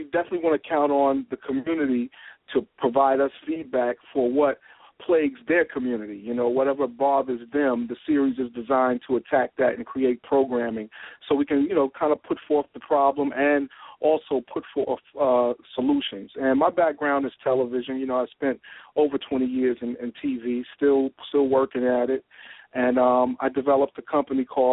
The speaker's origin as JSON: {"language": "English", "town": "Jersey City", "region": "New Jersey", "country": "United States", "tie": "born or raised there", "said": "coming from, you know, Jersey City, growing up in Jersey City"}